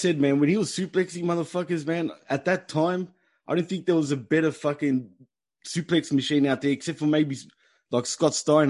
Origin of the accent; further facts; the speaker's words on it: Melbourne, Victoria, Australia; That was in my neck of the woods in Melbourne, bro. In my hometown.